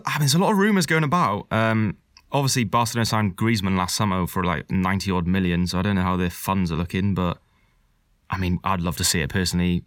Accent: Wales, United Kingdom; as a Welshman

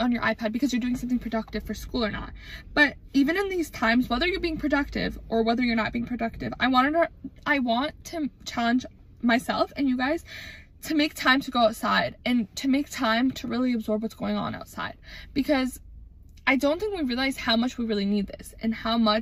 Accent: Wisconsin, United States; growing up in Wisconsin

